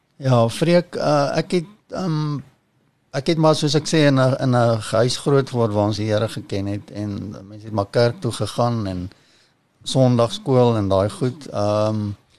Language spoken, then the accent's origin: Afrikaans; Kempton Park, Gauteng, South Africa; ek ek kom eintlik van Kempton Park af. Eh, ja. Uh, daar ek is in my ouer huis gebore en ek het daar ek het maar daar gebly